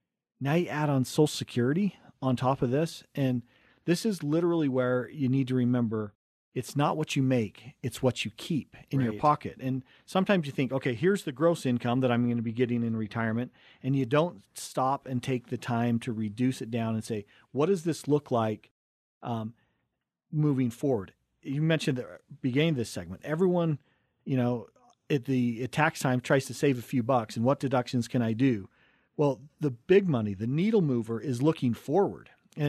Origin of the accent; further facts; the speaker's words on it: Cottonwood Heights, Utah, United States; We grew up in Cottonwood Heights, right between Big and Little Cottonwood Canyon. Went to Brighton High School